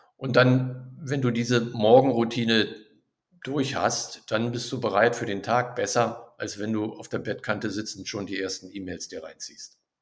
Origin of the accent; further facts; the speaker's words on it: Berlin, Germany; moved away as an adult; also born or lived in Düsseldorf / Neuss; now in Krefeld, Germany; Ich komme ursprünglich aus Berlin